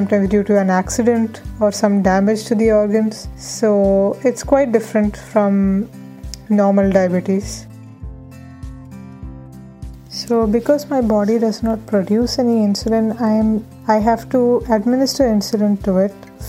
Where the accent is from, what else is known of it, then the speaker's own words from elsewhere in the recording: Pune, Maharashtra, India; moved away as an adult; now in Netherlands; I'm originally from Pune, but I'm currently pursuing my master's degree in the Netherlands